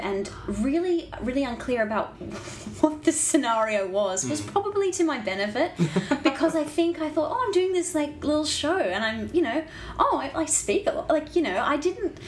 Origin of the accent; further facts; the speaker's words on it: Brisbane, Queensland, Australia; moved away as an adult; also born or lived in Ballarat; growing up in Brisbane and Queensland